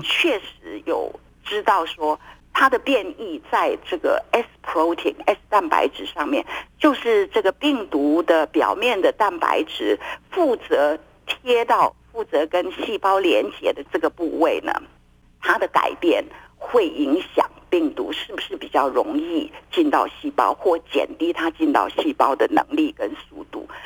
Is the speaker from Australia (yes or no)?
no; Taiwan; 我们台湾人